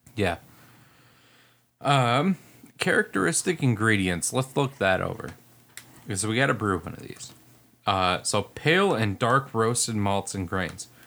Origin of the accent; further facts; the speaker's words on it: United States; I'm American